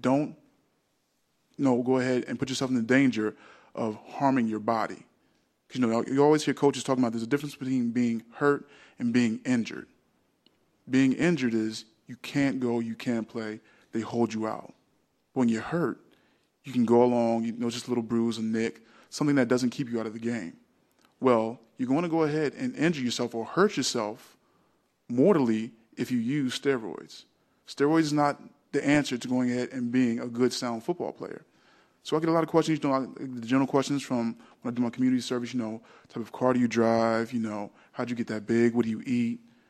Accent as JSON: {"language": "English", "region": "New Jersey", "country": "United States", "tie": "born or raised there", "said": "we had an individual when I was growing up in South Jersey in track where a kid was just phenomenal at the shot put"}